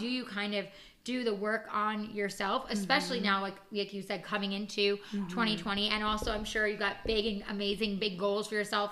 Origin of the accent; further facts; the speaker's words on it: New York, United States; now in Los Angeles, United States; I'm originally from New York.